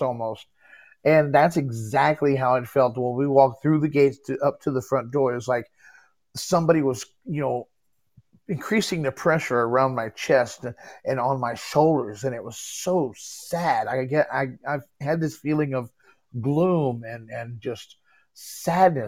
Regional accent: Texas, United States; also born or lived in Galveston, Texas; now in Illinois, United States; I'm originally from Texas, but I live in Illinois now.

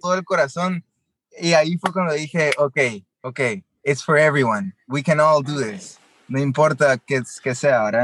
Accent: Guatemala; moved away as an adult; also born or lived in Los Angeles; yo nací y crecí en Guatemala

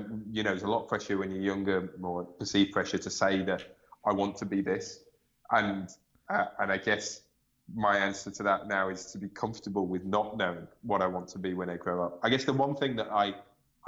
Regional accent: United Kingdom; I'm British

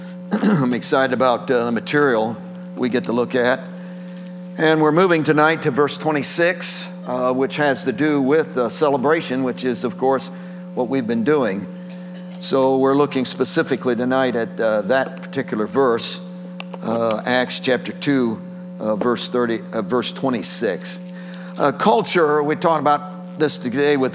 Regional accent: Tennessee, United States; I'm from Tennessee. I live in Tennessee

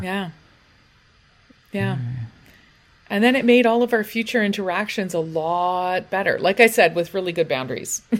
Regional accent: United Kingdom; we're British

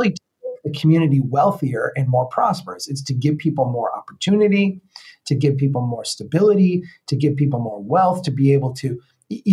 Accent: Brainerd, Minnesota, United States; my hometown here, Brainerd

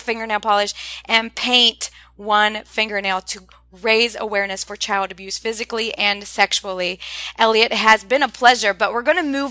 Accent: Ohio, United States; moved away; I'm originally from Ohio

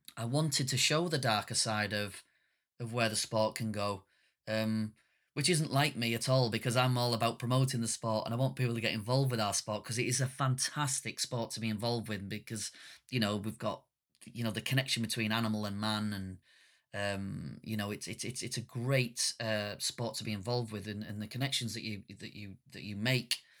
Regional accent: northern Britain, the north of England, United Kingdom; being a working class northern British man

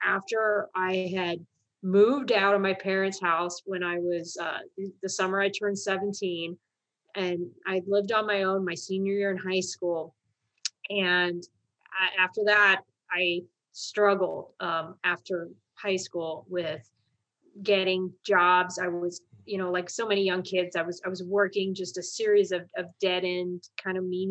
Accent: Columbus, Ohio, United States; moved away as an adult; I'm actually from Columbus, Ohio. It's a state in the Midwest portion of the United States. And in Columbus, Ohio, military service is not something that the kids grow up thinking they're going

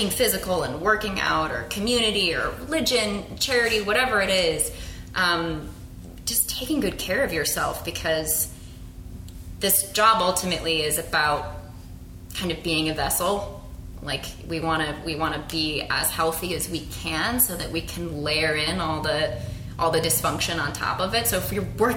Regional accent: Phoenix, Arizona, United States; also born or lived in Singapore; now in Los Angeles, United States; I also maintain a connection to my hometown. I'm from Phoenix.

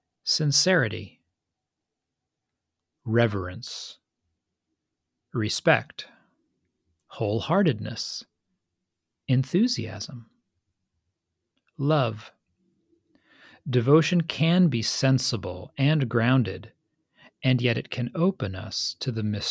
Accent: Northeast, United States; we grew up in the Northeast, in the U.S., in this very similar sea of unspoken values and pressures

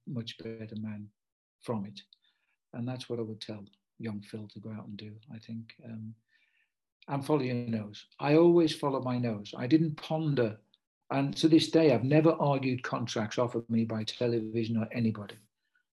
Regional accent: United Kingdom; also born or lived in Liverpool / Africa; I'm British

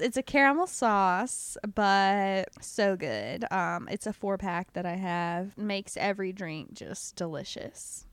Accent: the South, United States; accent: southern; My southern accent will have evolved into an Australian accent.

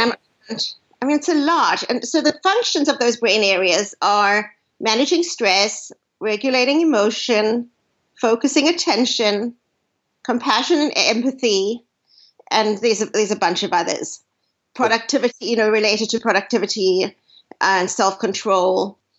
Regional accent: South Africa; now in United States; growing up, I grew up in South Africa

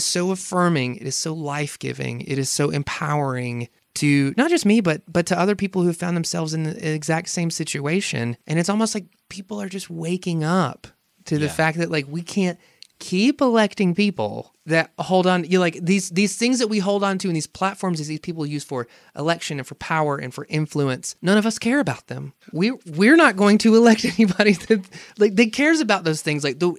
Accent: South Carolina, United States; moved away; my home state.

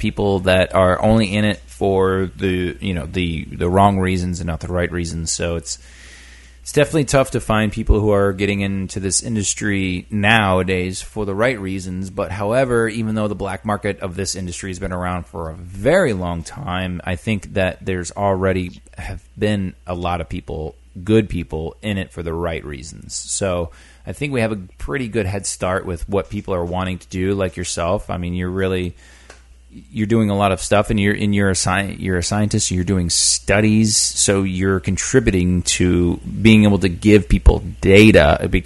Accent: Maine, United States; born or raised there; moved away

